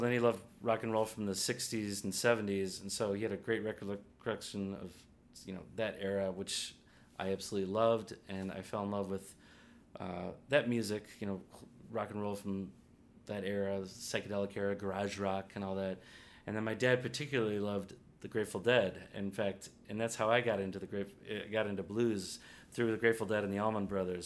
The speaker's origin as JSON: {"language": "English", "town": "Glenview", "region": "Illinois", "country": "United States", "tie": "born or raised there", "also_born_or_lived": "Evanston, Illinois / New Orleans, Louisiana", "said": "I grew up in a North Side suburb called Glenview, Illinois um, just west of Evanston"}